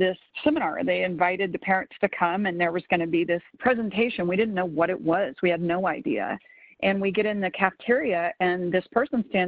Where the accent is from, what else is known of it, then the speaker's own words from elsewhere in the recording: the South, United States; I grew up in the South, and kind of where I'm from